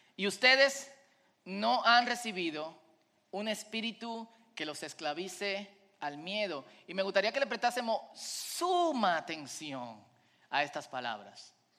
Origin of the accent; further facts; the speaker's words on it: Dominican Republic; como decimos en buen dominicano